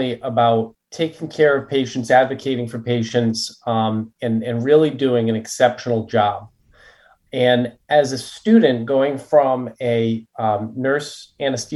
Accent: Rhode Island, United States; also born or lived in Connecticut; grew up in Rhode Island, lived in Connecticut for 11 years.

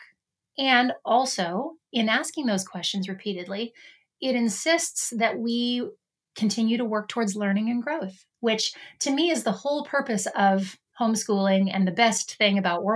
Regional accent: Canada; now in United States; as a Canadian and living in the United States

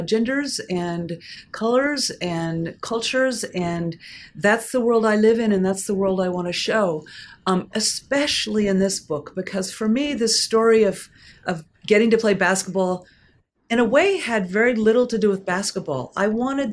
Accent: Portland, Oregon, United States; I am from Portland, Oregon

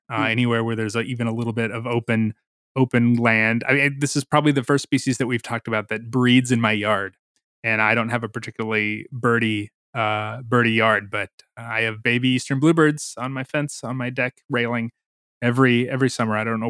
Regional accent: Missouri, United States; now in North Carolina, United States; Missouri. I grew up in Missouri.

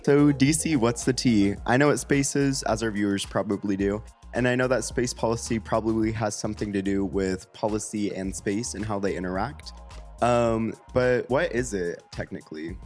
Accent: Sacramento, California, United States; also born or lived in Los Angeles; I'm originally from Sacramento

